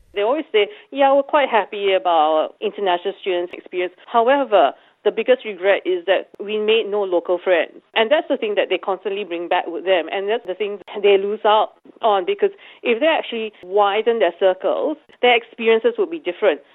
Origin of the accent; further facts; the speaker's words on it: Singapore; now in Australia; I come from Singapore